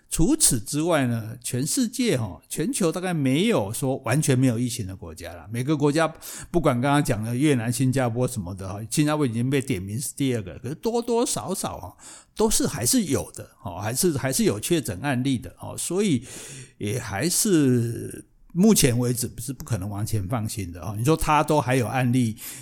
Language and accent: Chinese; Taiwan; 我们台湾